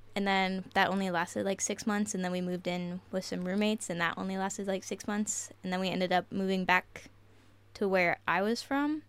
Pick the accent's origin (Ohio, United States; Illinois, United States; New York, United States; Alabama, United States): Ohio, United States; Marietta; moved away; I am from Marietta, Ohio